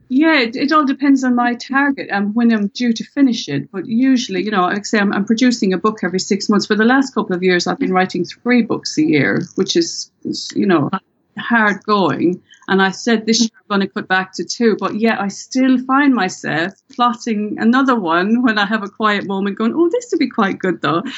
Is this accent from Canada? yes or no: no; Ireland; accent: Irish; with my Irish accent